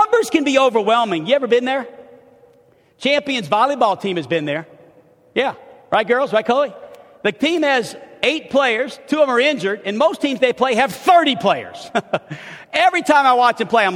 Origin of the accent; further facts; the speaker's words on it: New Orleans, Louisiana, United States; also born or lived in Chicago / Los Angeles; now in Hot Springs, United States; I'm from New Orleans, Louisiana